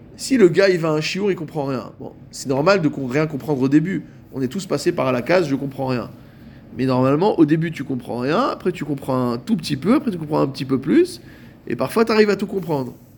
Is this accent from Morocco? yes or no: yes; Morocco; chez nous, au Maroc